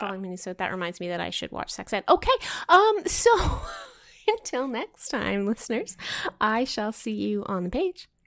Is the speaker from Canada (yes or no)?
yes; Canada